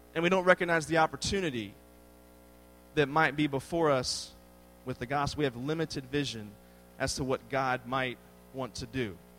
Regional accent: Washington, District of Columbia, United States; moved away as an adult; now in Texas, United States; I grew up in the Washington, D.C. area

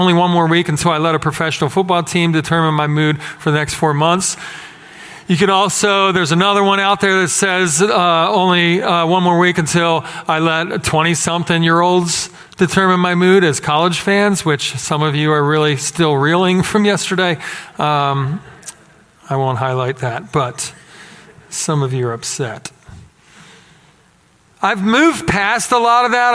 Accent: Philadelphia, Pennsylvania, United States; moved away as an adult; now in Texas, United States; growing up in Philadelphia. Coming here, same thing. Resident alien. And I've been here for 16 years in this town

